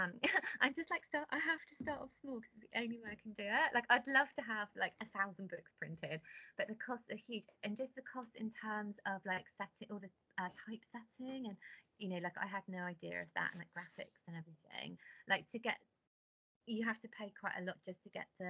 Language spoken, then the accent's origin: English; Cornwall, South West England, United Kingdom; I grew up in Cornwall